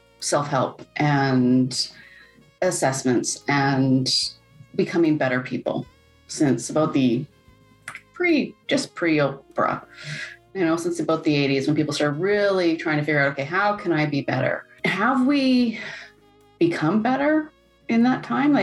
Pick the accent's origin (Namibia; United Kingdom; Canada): Canada; we're Canadian.